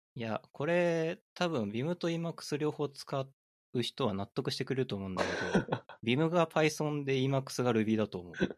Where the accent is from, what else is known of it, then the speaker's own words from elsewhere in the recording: Aichi, Japan; moved away; あの、愛知県出身だったんで